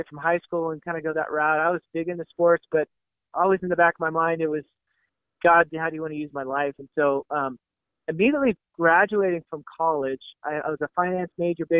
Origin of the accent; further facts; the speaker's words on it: Washington, United States; also born or lived in Portland, Oregon / Eastside Seattle, Washington; I grew up in the Pacific Northwest, the son of a pastor of small town church, and, you know, born in Portland, raised in kind of rural Washington State